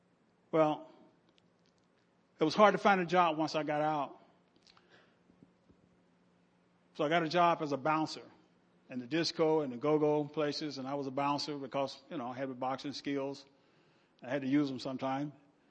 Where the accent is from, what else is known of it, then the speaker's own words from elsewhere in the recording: Omaha, Nebraska, United States; And I'm from Omaha and I'm thinking, what in the world have I got myself into?